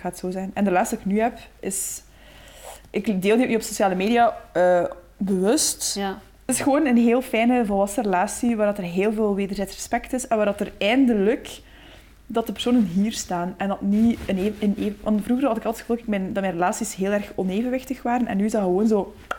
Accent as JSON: {"language": "Dutch", "town": "Waarschoot", "region": "Flanders", "country": "Belgium", "tie": "born or raised there", "said": "ik kom uit de Boerse Waarschoot. Dat is een, een, dorp niet ver van Gent."}